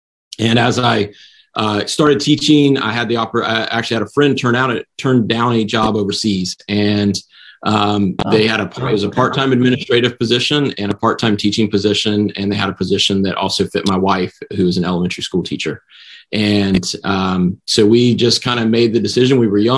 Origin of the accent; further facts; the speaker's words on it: High Point, North Carolina, United States; moved away as an adult; now in Houston, United States; So I grew up in High Point, North Carolina, very famous, well-known as the furniture capital of the world.